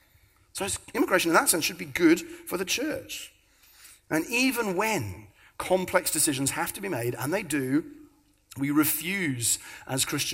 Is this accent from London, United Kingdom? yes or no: yes; London, United Kingdom; moved away; But I was born in South London